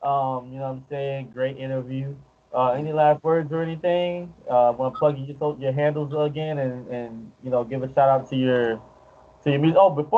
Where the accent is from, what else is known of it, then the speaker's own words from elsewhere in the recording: Miami, Florida, United States; I'm from Miami